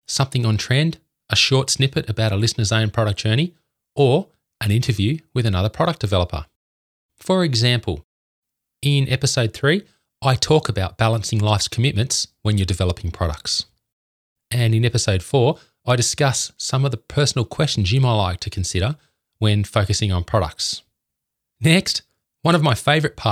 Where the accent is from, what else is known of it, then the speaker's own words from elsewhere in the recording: Canberra, Australian Capital Territory, Australia; I'm from Canberra, the capital of Australia.